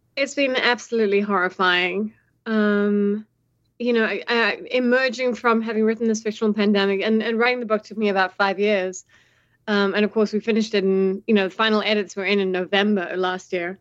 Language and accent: English; South Africa; as a South African who, you know, grew up under apartheid and then also, you know, saw the first democratic elections with Mandela